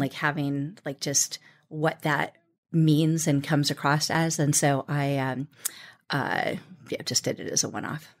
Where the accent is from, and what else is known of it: United States; born or raised there